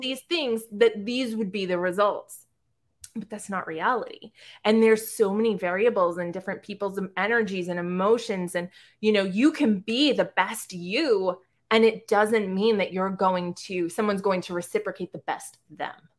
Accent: South Shore, Massachusetts, United States; also born or lived in Boston; I'm from the South Shore

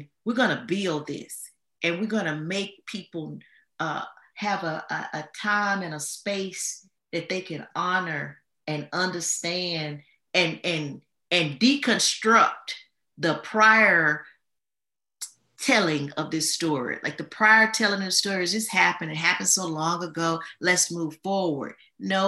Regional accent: Louisiana, United States; I'm from Louisiana.

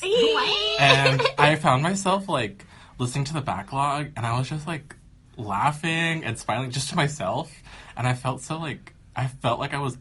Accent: Las Vegas, Nevada, United States; born or raised there; also born or lived in Daly City, California

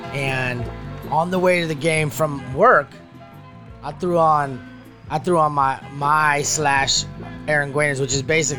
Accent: Amador County, California, United States; I grew up in Amador County.

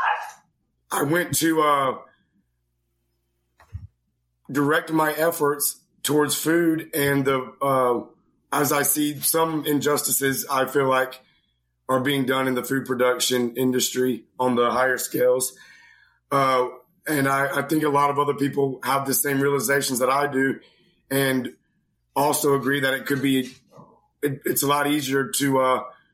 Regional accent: Greenville, North Carolina, United States; I grew up in North Carolina, Greenville, North Carolina, and I've had a great childhood.

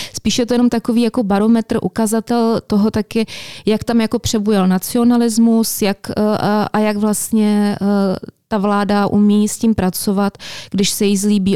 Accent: Czechia

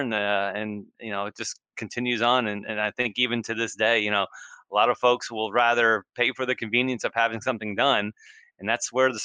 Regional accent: New Jersey, United States; I grew up in New Jersey

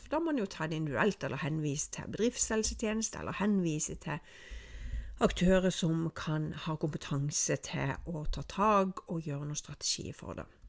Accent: Norway; snakker jeg med meg som nordmann

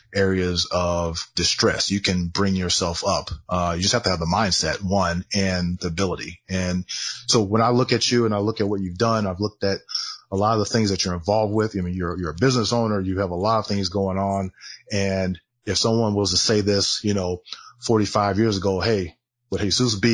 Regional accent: Southern California, United States; I grew up in Southern California

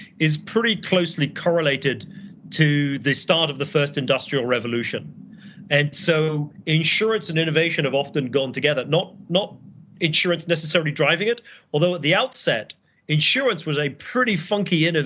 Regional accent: United Kingdom; moved away as an adult; now in Boston, United States; I'm British

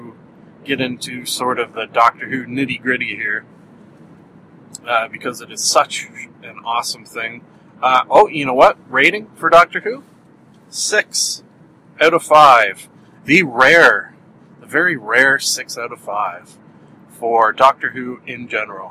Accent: Canada; accent: Canadian; my Canadian accent

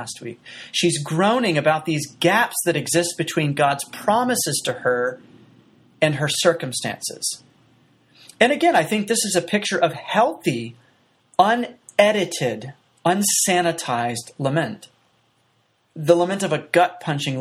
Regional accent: United States; as an American

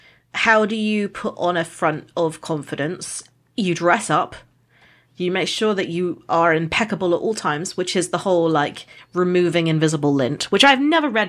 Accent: United Kingdom; I'm a Brit

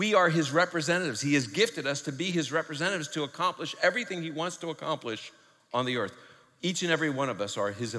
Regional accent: New York City, New York, United States; I'm from New York City

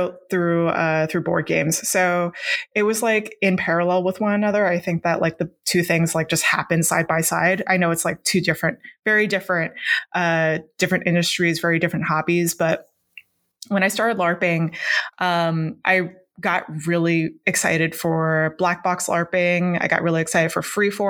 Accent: Hong Kong; I grew up in Hong Kong, the way that I learned that word, Jiangxi, I learned it through through school

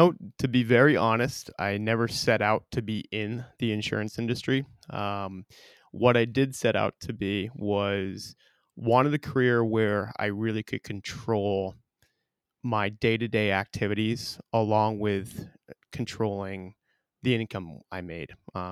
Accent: South Burlington, Vermont, United States; I was born and raised in South Burlington, Vermont, and Hickok & Boardman obviously is our main office is here in Burlington, and I was looking for the opportunity to get back home

